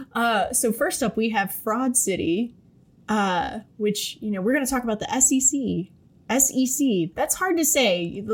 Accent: Cleveland, Ohio, United States; I'm from Cleveland

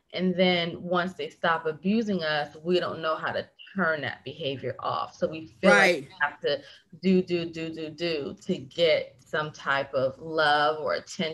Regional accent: New Jersey, United States; moved away; by the time I moved from New Jersey to DC, I still have that message in my head.

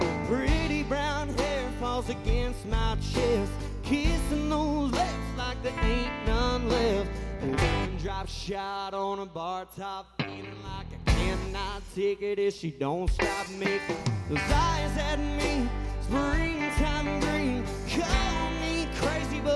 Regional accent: Nazareth, Texas, United States; I'm from Nazareth, Texas

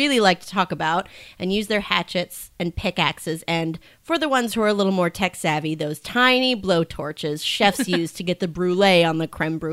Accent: Minnesota, United States; moved away as an adult; now in San Francisco, United States; I'm originally from Minnesota

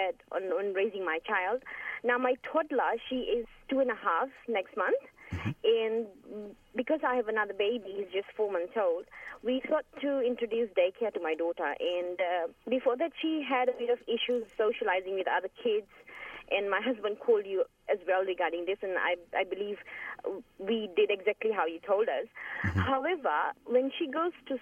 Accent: Fiji; moved away; I'm from Fiji

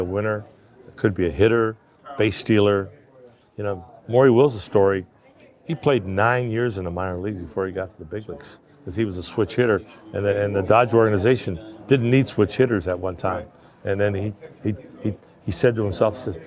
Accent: Canada; I was born in Canada

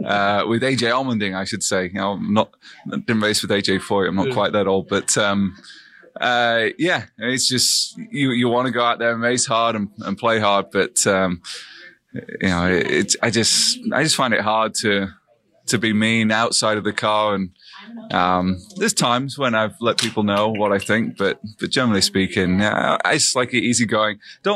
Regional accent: Sheffield, Yorkshire and the Humber, United Kingdom; I'm from Sheffield in England.

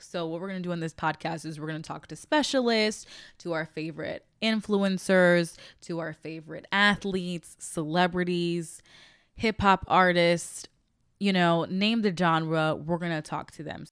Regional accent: Chicago, Illinois, United States; now in Los Angeles, United States; I'm from Chicago, Illinois. I am currently based in Los Angeles, California.

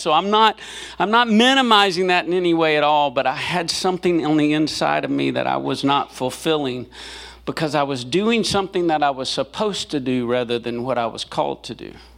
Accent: Selma, Alabama, United States; now in Memphis, United States; I was born in Selma, Alabama

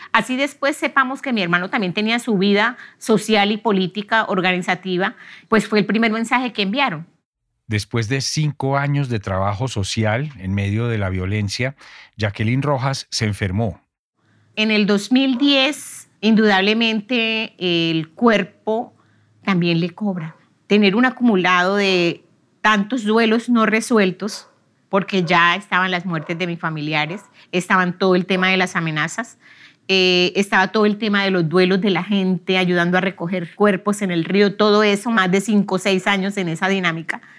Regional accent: Barrancabermeja, Santander, Colombia; soy oriunda de Barranca Bermeja

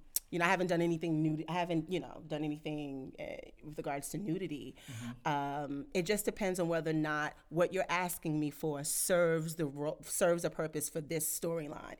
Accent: New York City, New York, United States; also born or lived in Washington, D.C.; I'm from Brownsville.

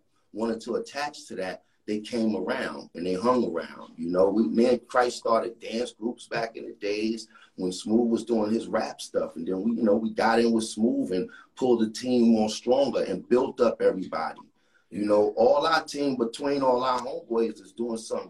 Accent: New York City, New York, United States; my community growing up in Brooklyn and Brownsville, Saratoga area

